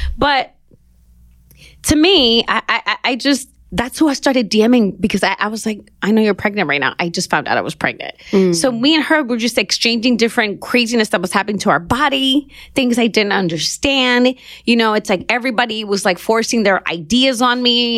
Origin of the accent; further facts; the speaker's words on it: Los Angeles, California, United States; Born and raised in Los Angeles, mid city